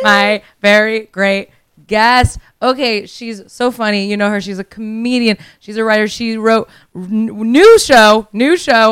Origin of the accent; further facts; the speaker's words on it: Miami, Florida, United States; moved away; I'm from Miami originally.